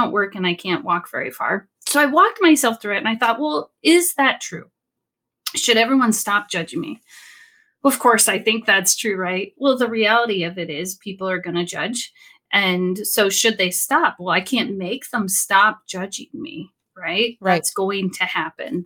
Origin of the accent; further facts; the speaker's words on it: Sacramento, California, United States; I'm from Sacramento, California